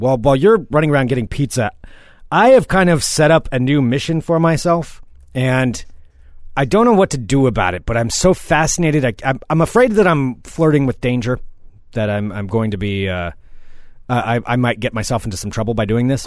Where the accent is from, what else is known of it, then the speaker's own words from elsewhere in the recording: the Northwest, Pacific Northwest, United States; now in Portland, United States; I grew up in the Northwest, too